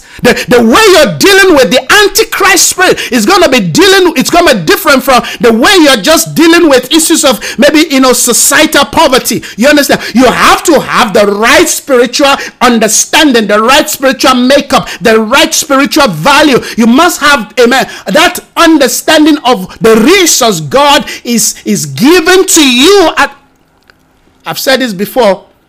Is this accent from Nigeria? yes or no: yes; Nigeria; now in South Africa; That's why when I came from Nigeria to South Africa, it took me a couple of years to unlearn certain things that I learned that I thought I was just going to use.